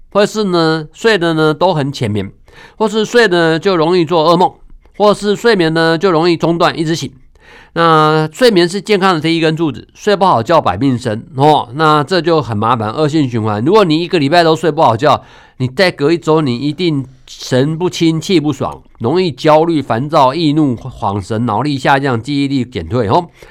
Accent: Taiwan; 我们台湾

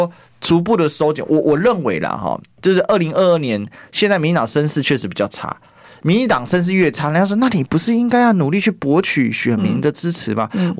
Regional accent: Kaohsiung, Taiwan; also born or lived in Taipei; 我是高雄人没错。虽然我在台北也混了蛮久，但是我对台北地理可能没有高雄熟。

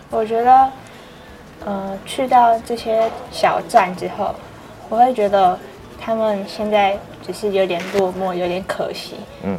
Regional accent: Hualien County, Taiwan; 虽然我们在花莲成长

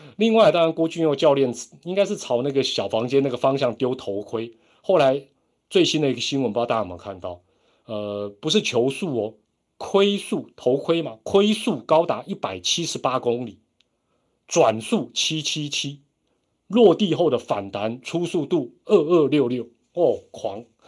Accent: Taiwan; 我们台湾人不管

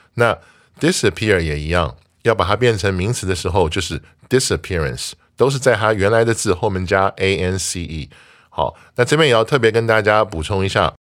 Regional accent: Taiwan; 作为台湾人

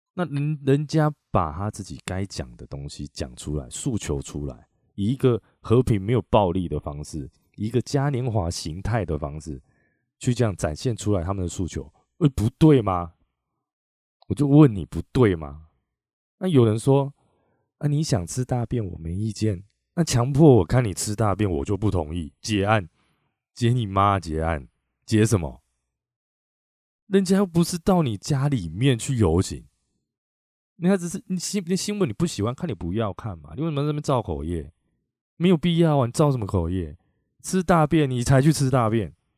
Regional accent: Chiayi, Taiwan; also born or lived in Taipei; now in Taichung, Taiwan; 我回我老家嘉义啊，在嘉义

